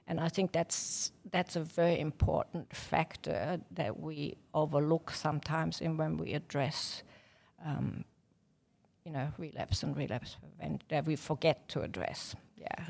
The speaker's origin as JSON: {"language": "English", "country": "Germany", "moved": "as an adult", "lives_now": "Victoria, Australia", "said": "I'm German"}